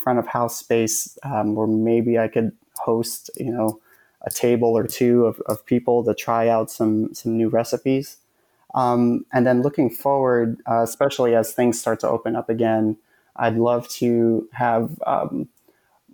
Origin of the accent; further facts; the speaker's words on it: United States; Filipino growing up in America